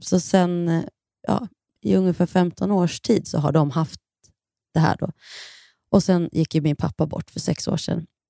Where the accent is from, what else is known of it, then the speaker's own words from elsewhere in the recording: Kilafors, Gävleborg County, Sweden; now in Stockholm, Sweden; vi är uppvuxna i centrala Kilafors